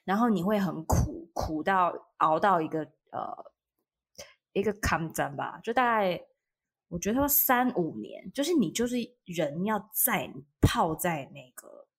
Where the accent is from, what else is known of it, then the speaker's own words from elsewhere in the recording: Taiwan; accent: Waisheng (mainlander) accent; 对，听我的外声腔，